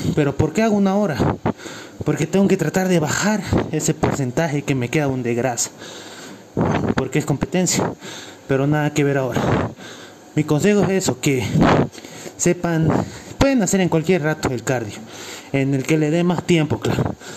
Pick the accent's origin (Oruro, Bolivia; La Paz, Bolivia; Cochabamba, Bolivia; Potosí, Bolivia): Cochabamba, Bolivia; Soy de Cochabamba, Bolivia.